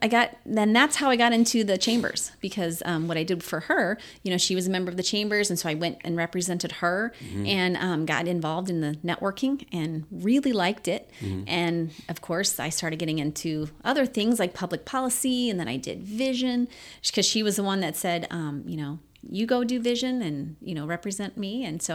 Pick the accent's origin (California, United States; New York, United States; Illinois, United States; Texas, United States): Illinois, United States; Roxana; moved away as an adult; now in St. Charles County, United States; I worked at an ice cream shop in my hometown.